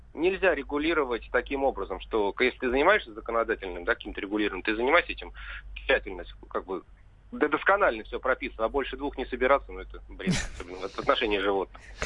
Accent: Tver Oblast, Russia; moved away; в деревне на малой родине в Тверской области

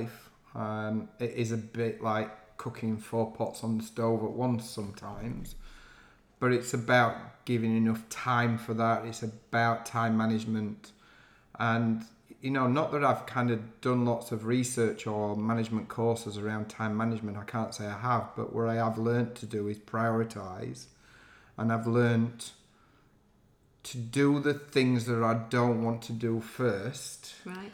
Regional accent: Yorkshire and the Humber, United Kingdom; accent: Yorkshire; now in London, United Kingdom; I'm still very proud of my northern roots, and I've never lost my Yorkshire accent

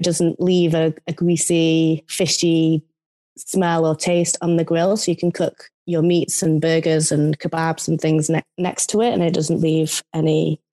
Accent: United Kingdom

